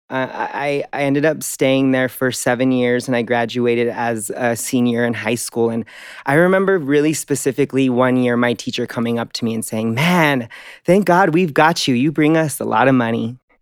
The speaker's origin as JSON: {"language": "English", "town": "Denver", "region": "Colorado", "country": "United States", "tie": "born or raised there", "said": "I grew up in Denver, Colorado."}